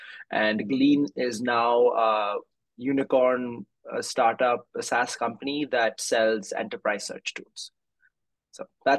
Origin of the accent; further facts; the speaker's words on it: Kolkata, West Bengal, India; moved away as an adult; also born or lived in Bay Area, California, United States / New York, United States / Bangalore, India; I grew up a little bit mixed. I was born in India, but I spent 7 years in the Bay Area when I was a child, when my family was here, and I moved back in the fifth grade. And I spent middle school and high school in Calcutta, and then I came back to America for college.